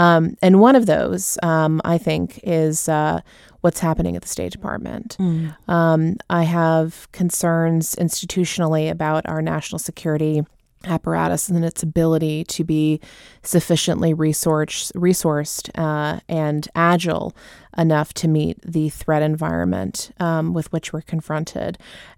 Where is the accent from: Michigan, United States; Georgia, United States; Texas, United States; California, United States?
California, United States; Southern; moved away as an adult; now in Washington, D.C., United States; growing up in Southern California, I started taking Spanish in public schools in seventh grade.